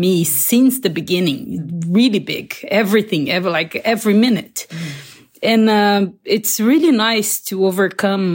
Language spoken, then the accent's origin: English; Barretos, São Paulo, Brazil; I'm from Brazil, a little town called Barretos in the countryside